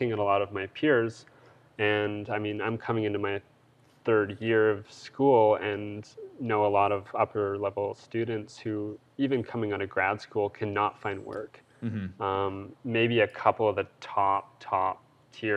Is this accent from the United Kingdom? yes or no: no; Alberta, Canada; I'm from Alberta